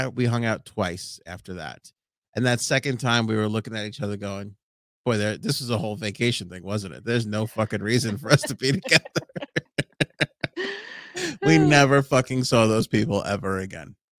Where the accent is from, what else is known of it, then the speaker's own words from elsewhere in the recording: New York City, New York, United States; Howard Beach.